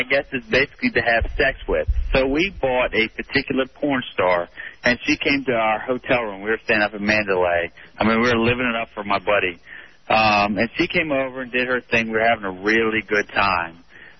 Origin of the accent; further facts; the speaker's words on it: Virginia, United States; We're from Northern Virginia, so we are kind of ghetto.